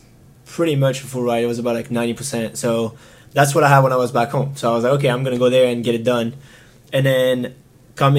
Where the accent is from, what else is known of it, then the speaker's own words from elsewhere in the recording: Marseille, Provence-Alpes-Côte d'Azur, France; now in United States; I am from Marseille, but a little bit more outside of it.